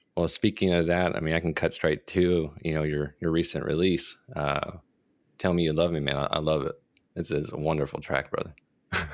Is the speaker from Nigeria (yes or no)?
no; Dallas, Texas, United States; I'm from Dallas